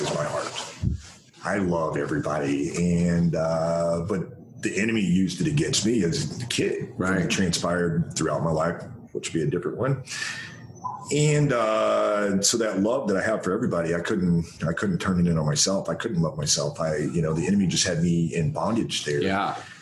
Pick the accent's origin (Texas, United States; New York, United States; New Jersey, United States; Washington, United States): Texas, United States; Denison; they drove over so i could be born in denison texas